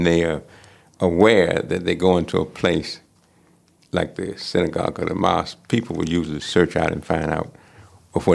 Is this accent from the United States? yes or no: yes; United States; I'm American, I wear the kufi, the little hat.